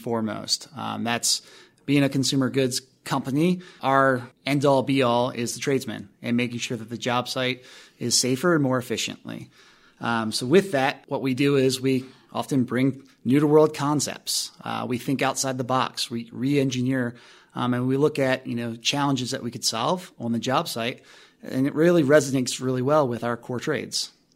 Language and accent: English; Maryland, United States; moved away as an adult; also born or lived in Alabama / New Orleans / Atlanta / Atlantic Beach, Florida; now in Colorado, United States; I was born and raised in Maryland